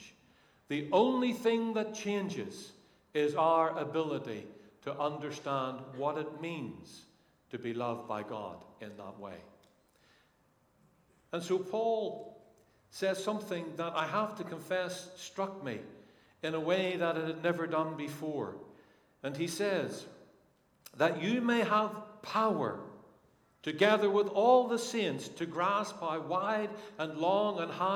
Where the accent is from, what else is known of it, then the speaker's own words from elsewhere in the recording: Northern Ireland, United Kingdom; now in England; I come from Northern Ireland